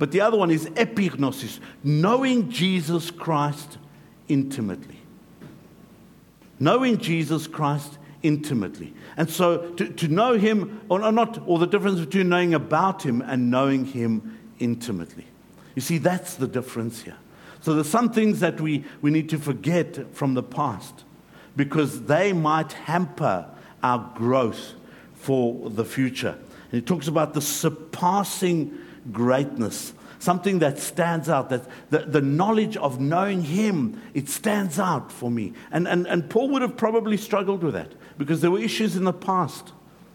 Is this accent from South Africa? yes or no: yes; South Africa; moved away; I grew up in South Africa